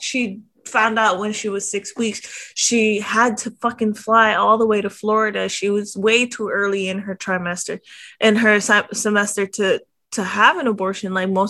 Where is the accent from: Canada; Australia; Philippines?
Philippines; Like, I'm Filipino, we put fish sauce in everything.